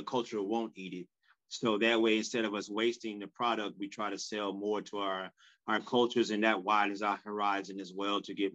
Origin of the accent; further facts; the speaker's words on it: Florida, United States; growing up in Florida